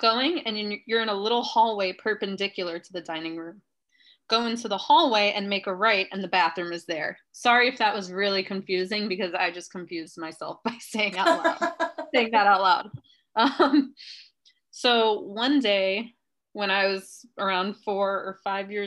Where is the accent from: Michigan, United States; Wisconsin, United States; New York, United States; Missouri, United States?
New York, United States; New York City; Where I grew up in Queens, everything was built in like the 50s